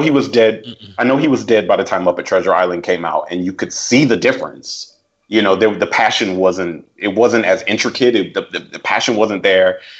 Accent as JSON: {"language": "English", "country": "Switzerland", "tie": "born or raised there", "said": "i was born in Switzerland"}